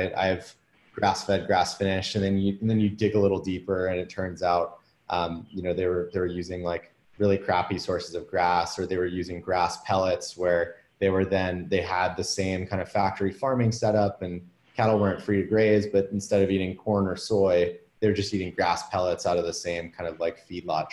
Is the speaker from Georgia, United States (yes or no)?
no; Washington, District of Columbia, United States; moved away as an adult; also born or lived in San Francisco, United States; now in Austin, United States; I grew up in like the DC area and then moved out to San Francisco to work in tech